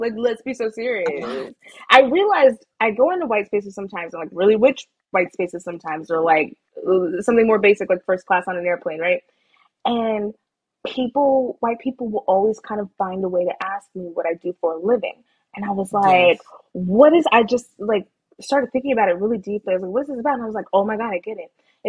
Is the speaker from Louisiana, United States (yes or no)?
no; Texas, United States; I will say UT is not basic. I'm from Texas.